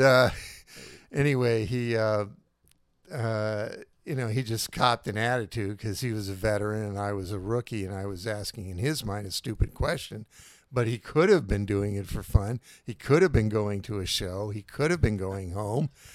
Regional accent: Northern California, United States; also born or lived in Cleveland, Ohio; now in San Francisco, United States; I was born in Cleveland, Ohio in nineteen fifty-two. And, uh, in nineteen sixty-two, mom and dad brought us out here, uh, to the Bay Area. Um, grew up in Northern California

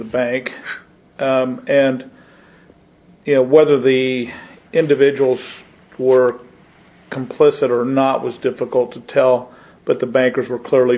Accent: Nebraska, United States; moved away; my hometown, which is just under 1,000 people in Nebraska

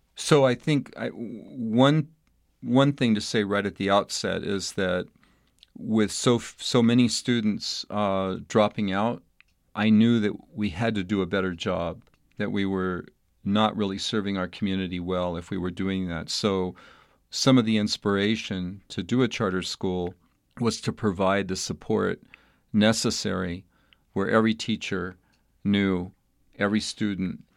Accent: El Paso, Texas, United States; moved away as an adult; I was a young boy growing up in El Paso, Texas, in a fairly suburban type setting.

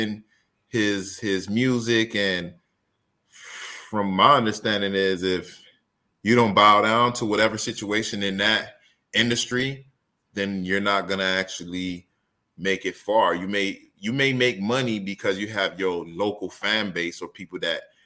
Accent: Miami, Florida, United States; I was gonna say from Dade County

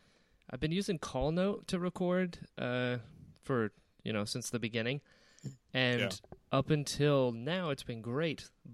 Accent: South Florida, United States; also born or lived in North Carolina; Me being born in North Carolina, growing up in Florida, just the difference in cultures and adjusting.

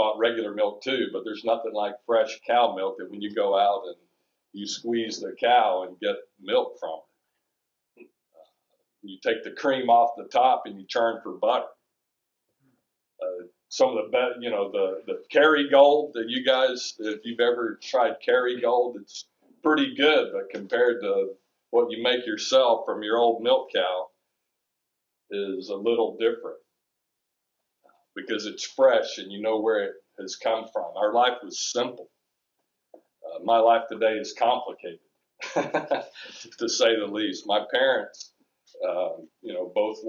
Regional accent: just south of Chattanooga, Tennessee, United States; moved away; I grew up just south of Chattanooga, Tennessee on a dirt farm.

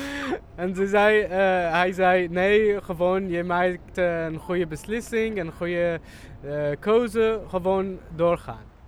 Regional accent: Syria; Dutch is a second language; moved away as an adult; now in Amsterdam, Netherlands; Ik kwam uit Syrië

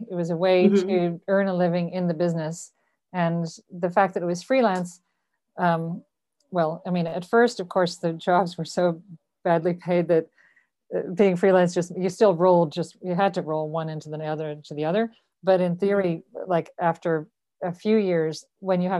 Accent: Dublin, Leinster, Ireland; moved away as an adult; also born or lived in New York / Los Angeles; I was born in Dublin and I grew up here

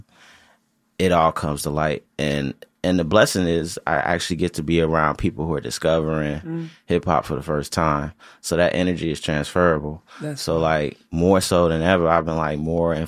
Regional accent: Chicago, Illinois, United States; I'm from Chicago

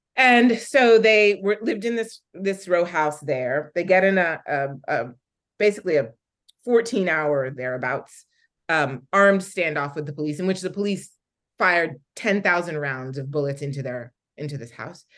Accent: Philadelphia, Pennsylvania, United States; I'm from Philadelphia and I grew up in Philadelphia in the 80s

